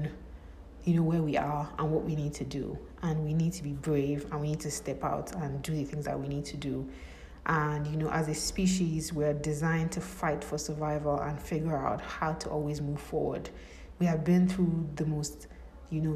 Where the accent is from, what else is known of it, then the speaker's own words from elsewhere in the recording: Nigeria; I'm from Nigeria